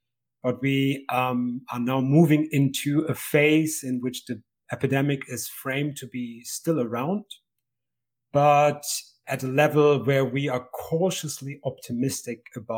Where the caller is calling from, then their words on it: Edinburgh, Scotland, United Kingdom; I'm calling in from Scotland, Edinburgh in Scotland